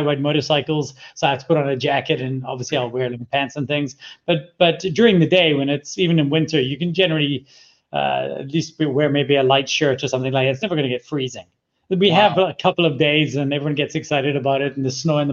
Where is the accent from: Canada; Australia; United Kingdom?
United Kingdom; Glasgow, Scotland; now in South Africa; I was born in Glasgow, Scotland. I was raised there.